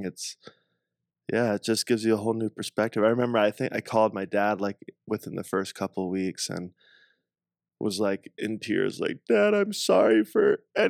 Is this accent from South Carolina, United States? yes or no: yes; South Carolina, United States; moved away; also born or lived in Southern California / Northeast US / Hawaii; where I grew up in South Carolina